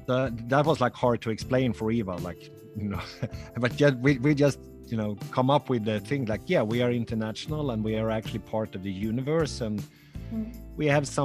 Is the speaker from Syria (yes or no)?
no; Sweden; moved away as an adult